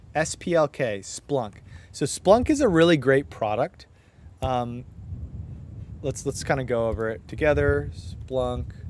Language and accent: English; Southern California, United States; I'm from SoCal